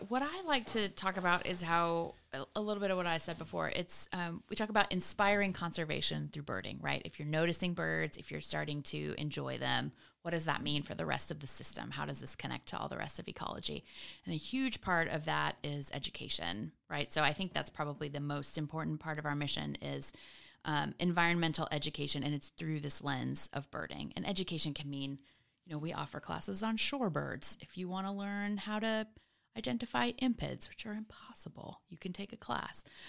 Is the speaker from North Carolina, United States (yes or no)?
no; Katy, Texas, United States; now in Austin, United States; I was born in Houston.